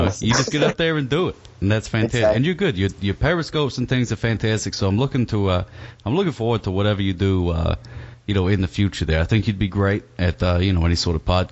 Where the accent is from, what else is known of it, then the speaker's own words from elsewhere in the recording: the South, United States; I'm from the south here